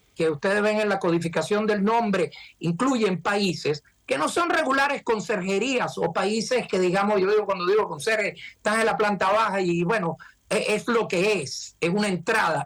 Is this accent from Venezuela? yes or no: yes; Venezuela; now in United States; Nosotros venimos de Venezuela